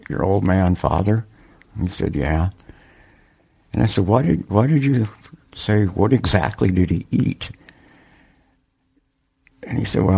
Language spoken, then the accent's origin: English; Worthington, Minnesota, United States; moved away; It was a small town of 9,000 in southern Minnesota near the Iowa-South Dakota border